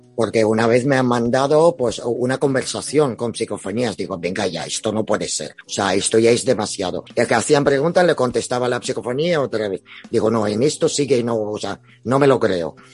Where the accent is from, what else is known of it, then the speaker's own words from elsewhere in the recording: Spain; Somos españoles, captamos español.